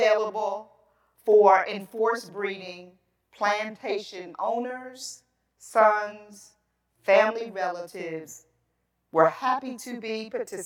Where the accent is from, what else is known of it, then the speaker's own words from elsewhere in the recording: Philadelphia, Pennsylvania, United States; moved away as an adult; now in West Chester, United States; I grew up in Philadelphia